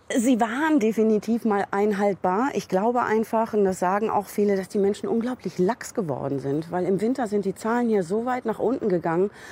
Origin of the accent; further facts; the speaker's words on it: Germany; now in India; bei uns in Europa oder in Deutschland